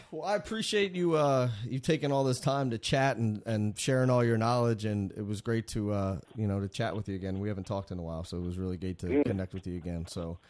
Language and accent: English; Philadelphia, Pennsylvania, United States; my hometown, Philadelphia.